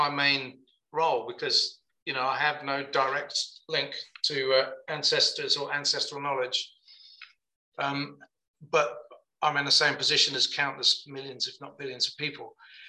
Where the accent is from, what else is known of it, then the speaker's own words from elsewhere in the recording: Birmingham, West Midlands, United Kingdom; born there; I don't come from anywhere. I was born in Birmingham, but my parents weren't from there.